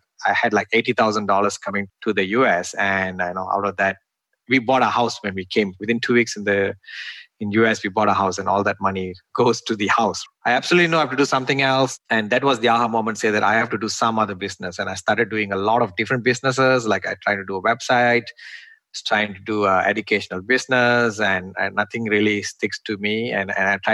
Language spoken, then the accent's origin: English; Malaysia; moved away as an adult; now in United States; I'm originally from Malaysia. And in Malaysia, like when I studied my electrical engineering